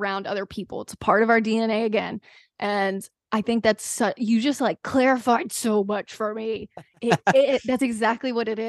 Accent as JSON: {"language": "English", "region": "the South", "country": "United States", "said": "See, I'm from the South, so like boat shoes really made a comeback during my middle school era."}